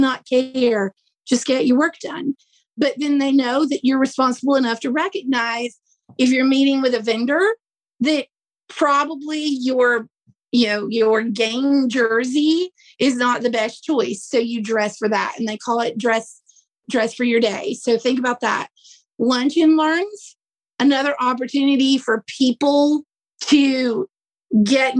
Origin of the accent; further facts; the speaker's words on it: the South, United States; I'm from the South, it's kind of hot here